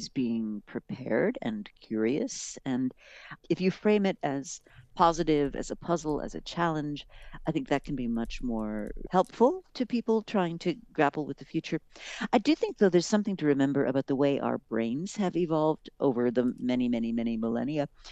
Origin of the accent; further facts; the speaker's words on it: Rochester, New York, United States; I grew up in Rochester and my dad worked for Kodak